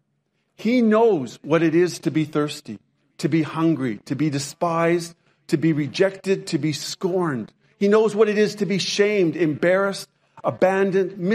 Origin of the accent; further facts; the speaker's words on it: Lethbridge, Alberta, Canada; When I was growing up in Canada, my hometown was Lethbridge, Alberta, Canada